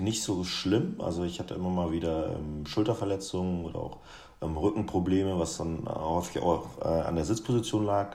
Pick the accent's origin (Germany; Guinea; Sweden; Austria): Guinea; moved away; aus meiner Heimat